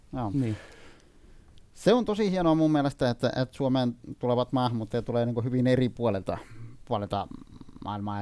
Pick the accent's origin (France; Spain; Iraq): Iraq; Finnish is a second language; now in Finland; Mä olen syntynyt Irakissa